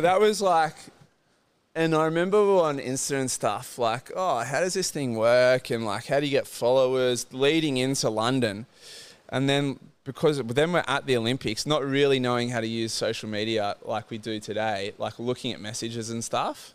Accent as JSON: {"language": "English", "town": "Port Macquarie", "region": "New South Wales", "country": "Australia", "tie": "born or raised there", "said": "Born and raised in Port Macquarie, had a very humble, quiet upbringing"}